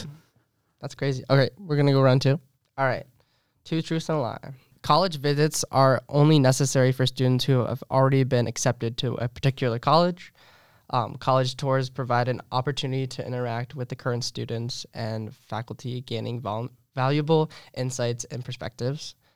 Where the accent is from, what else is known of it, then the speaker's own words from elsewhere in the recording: Alexandria, Virginia, United States; I'm from Alexandria, Virginia